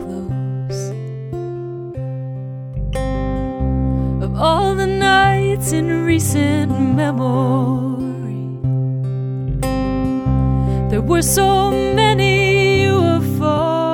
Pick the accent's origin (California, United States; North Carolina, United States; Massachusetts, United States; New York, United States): Massachusetts, United States; Newton; now in Los Angeles, United States; I'm originally from Newton, Mass. I currently live in Los Angeles.